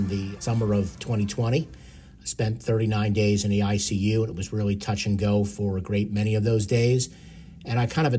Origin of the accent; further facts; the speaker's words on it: Long Island, New York, United States; growing up on Long Island, it's … country